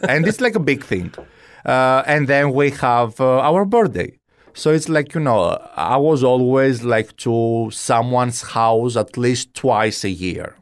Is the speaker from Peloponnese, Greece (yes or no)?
yes; Kalamata, Peloponnese, Greece; English is a second language; moved away as an adult; also born or lived in Albania / Maryland, United States; now in Fort Myers, United States; our house in Greece, I'm from Kalamata